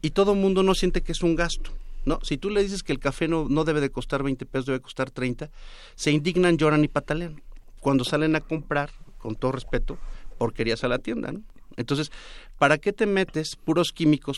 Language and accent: Spanish; Córdoba, Veracruz, Mexico; Yo vengo de Córdoba. En Córdoba lo primero que aprendes desde niño es a saber cuando a alguien se le está pasando el garbanzo.